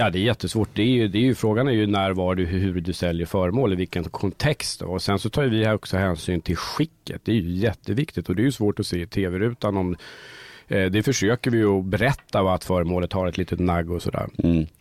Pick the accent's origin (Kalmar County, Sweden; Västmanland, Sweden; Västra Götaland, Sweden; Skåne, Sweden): Västmanland, Sweden; Sala; moved away; also born or lived in Stockholm; jag kommer ursprungligen från Sala i Västmanland